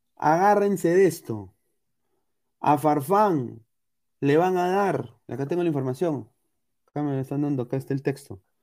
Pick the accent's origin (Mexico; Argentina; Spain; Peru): Peru; si somos peruanos, creo que tenemos algo de indígena